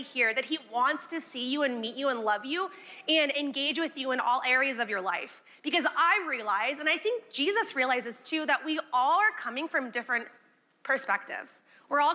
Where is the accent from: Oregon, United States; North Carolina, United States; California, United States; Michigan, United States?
California, United States; I'm from California